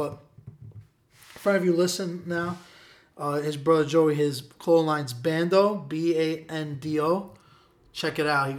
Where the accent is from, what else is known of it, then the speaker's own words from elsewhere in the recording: New York City, New York, United States; I'm from Williamsburg